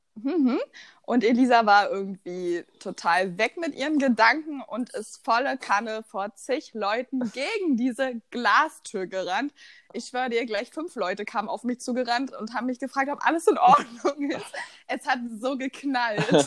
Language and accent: German; Rheinsberg, Brandenburg, Germany; komme aus der wunderschönen Stadt der Tausend Seen, Rheinsberg.